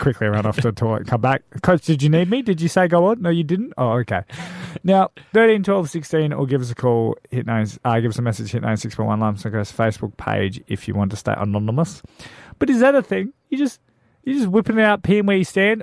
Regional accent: Darwin, Northern Territory, Australia; also born or lived in Perth, Western Australia; now in South Australia, Australia; I grew up in Darwin from Perth

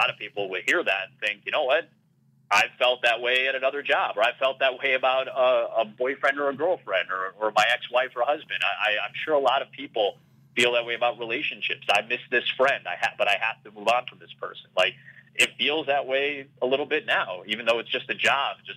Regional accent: Chicago, Illinois, United States; I grew up in Chicago

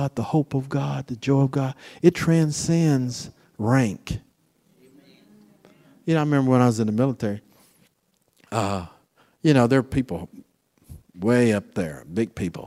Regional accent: Florida, United States; where I'm from Florida

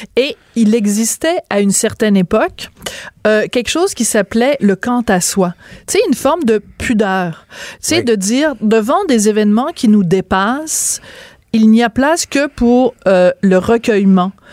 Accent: Bordeaux, Nouvelle-Aquitaine, France; je suis né à Bordeaux et c'est là que j'ai été baptisée

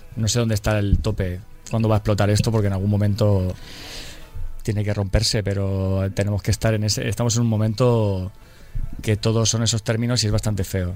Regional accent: Murcia, Region of Murcia, Spain; somos cuatro tíos de Murcia

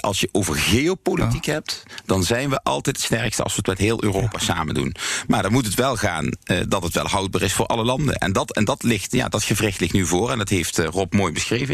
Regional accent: Limburg, Netherlands; zeg ik dan maar even als Limburger

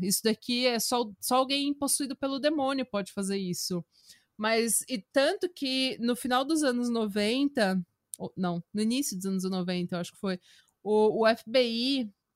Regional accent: Brazil; moved away as an adult; Morei no Brasil 21 anos, sou brasileira, minha família inteira é brasileira

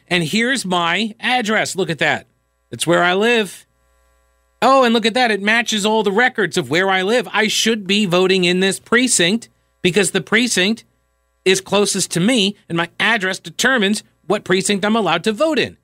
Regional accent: United States; I am from America

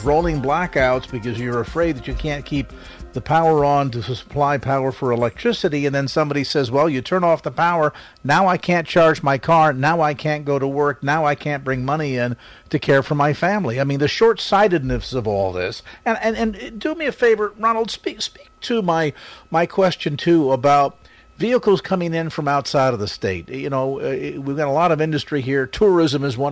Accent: California, United States; me as a Californian

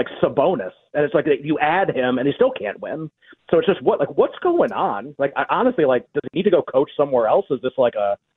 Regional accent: Massachusetts, United States; I grew up in Massachusetts. That's where we moved there when I was a couple of years old.

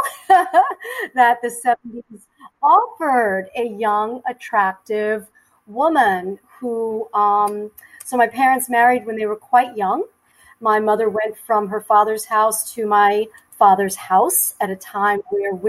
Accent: New York City, New York, United States; I am a native New Yorker. I was born and raised in mostly in Queens, New York

